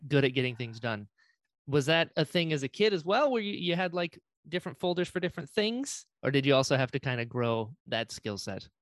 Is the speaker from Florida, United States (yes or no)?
yes; Florida, United States; I grew up in Florida